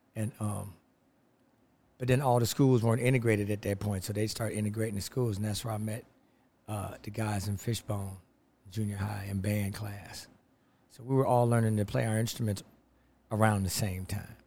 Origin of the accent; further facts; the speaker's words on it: Los Angeles, California, United States; Los Angeles, California